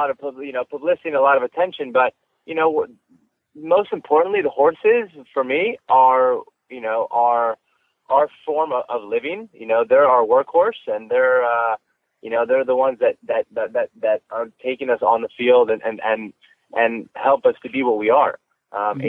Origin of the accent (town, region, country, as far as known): Wellington, Florida, United States; born or raised there